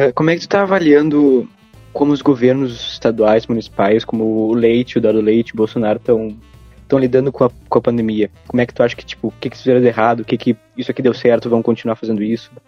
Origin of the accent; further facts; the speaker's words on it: Bagé, Rio Grande do Sul, Brazil; nós dois somos de Bagé, não sei se tu conhece a cidade, aqui no sul do estado